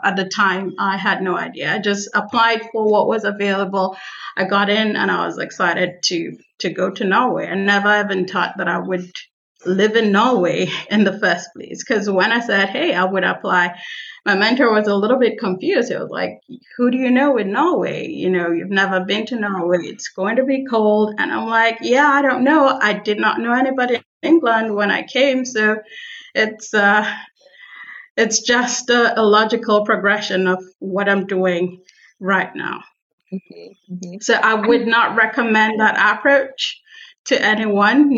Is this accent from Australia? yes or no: no; Nigeria; moved away; I am from Nigeria